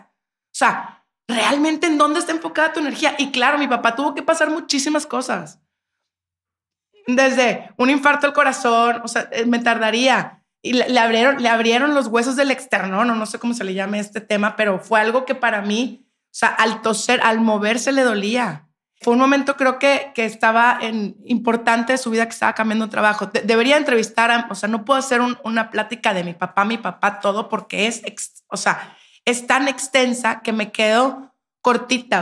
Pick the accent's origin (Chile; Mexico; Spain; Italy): Mexico; Monterrey, Nuevo León; moved away; yo soy de Monterrey